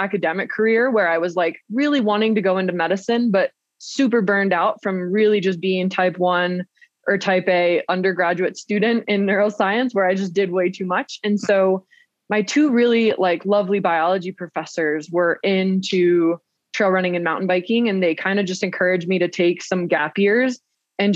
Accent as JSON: {"language": "English", "town": "Williamsport", "region": "Pennsylvania", "country": "United States", "tie": "born or raised there", "moved": "yes", "lives_now": "Portland, United States", "said": "I grew up in Williamsport, Pennsylvania"}